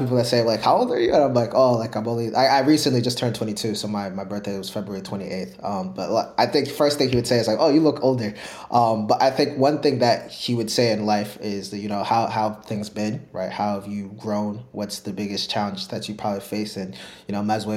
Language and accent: English; Minnesota, United States; moved away; I grew up in Minnesota